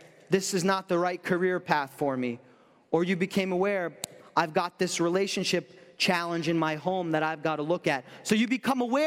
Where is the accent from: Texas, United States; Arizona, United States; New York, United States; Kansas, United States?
New York, United States; I'm from New York